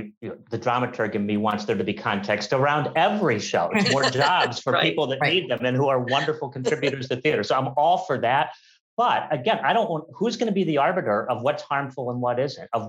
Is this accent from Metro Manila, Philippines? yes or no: yes; Manila, Metro Manila, Philippines; And this really happened. I'm from Manila and it is still happening.